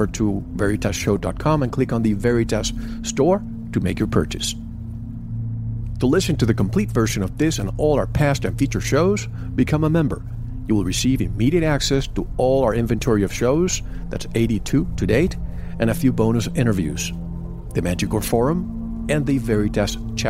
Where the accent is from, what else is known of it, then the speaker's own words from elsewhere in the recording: Florida, United States; Growing up in Florida